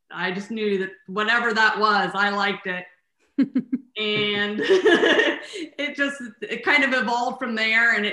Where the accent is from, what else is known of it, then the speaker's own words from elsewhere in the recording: Columbus, Ohio, United States; moved away as an adult; also born or lived in Sarasota, Florida / Tampa, Florida / Brandon, Florida; now in Dunedin, United States; we grew up in Columbus